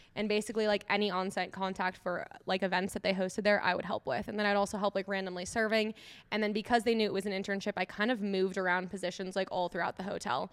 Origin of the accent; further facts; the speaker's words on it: Eagan, Minnesota, United States; moved away as an adult; now in Denver, United States; I grew up in Minneso-, Minnesota